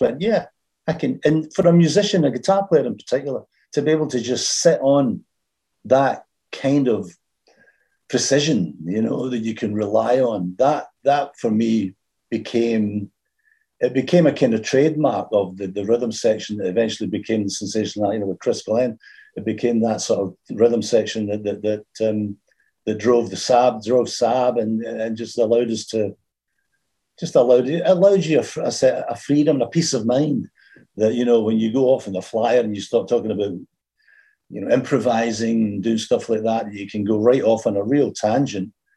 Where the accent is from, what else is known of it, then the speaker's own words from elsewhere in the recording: Glasgow, Scotland, United Kingdom; also born or lived in England; now in Glasgow, United Kingdom; when I moved back from England to Scotland, back to Glasgow.